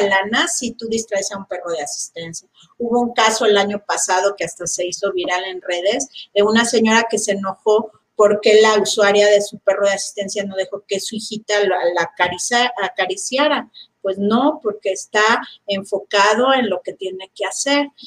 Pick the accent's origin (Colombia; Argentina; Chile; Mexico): Mexico; los mexicanos en general no sabemos escuchar y no leemos